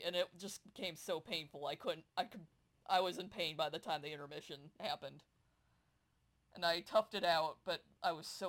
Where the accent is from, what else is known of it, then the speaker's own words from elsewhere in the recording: Toledo, Ohio, United States; I grew up in Toledo, which is not too far from Detroit.